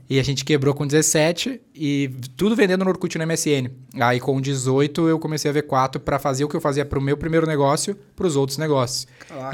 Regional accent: Canoas, Rio Grande do Sul, Brazil; eu venho da periferia do Rio Grande do Sul

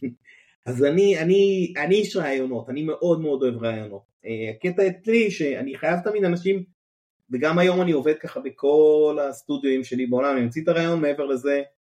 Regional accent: Kibbutz Hanetzurim, Southern District, Israel; אני הייתי באמת ילד כקיבוצניק, קיבוץ דתי, אה, קיבוץ הנצורים, קיבוץ אי שם בדרום

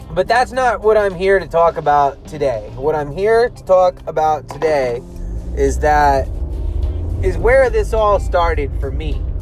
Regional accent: United States; Even though I'm an American

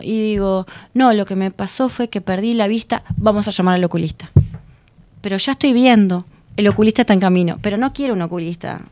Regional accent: Uruguay

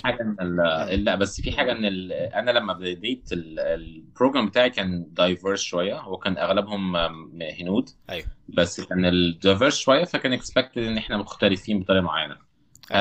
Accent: Cairo, Cairo Governorate, Egypt; moved away as an adult; also born or lived in Saudi Arabia; انا اغلب جزء كبير من حياتي في مصر قضيته في المعادي

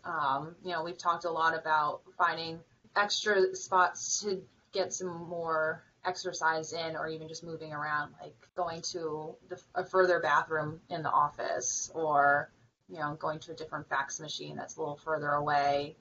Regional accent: Vermont, United States; moved away; I'm from Vermont

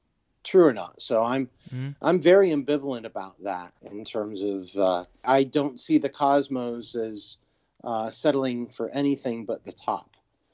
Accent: New York, United States; also born or lived in Memphis, Tennessee; I grew up in New York and Memphis, Tennessee

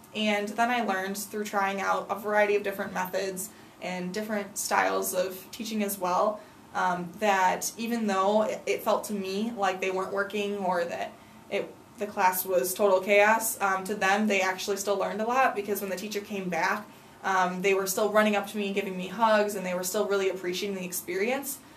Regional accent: United States; as an American

